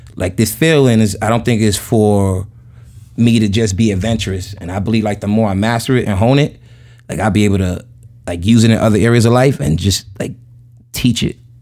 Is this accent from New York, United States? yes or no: yes; New York City, New York, United States; I grew up in Jamaica, Queens